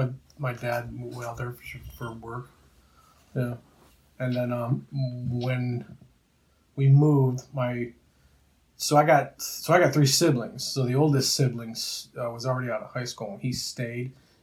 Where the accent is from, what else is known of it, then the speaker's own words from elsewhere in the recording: New Jersey, United States; also born or lived in Chicago; So I was born in Jersey. And we left Jersey when I was 3 and spent 9-10 years in Chicago. And then moved back to Jersey, and I spent my middle school years and my high school years in Jersey.